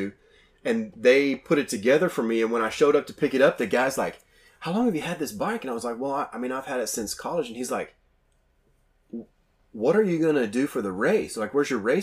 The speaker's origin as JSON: {"language": "English", "region": "Oklahoma", "country": "United States", "said": "I'm from Oklahoma"}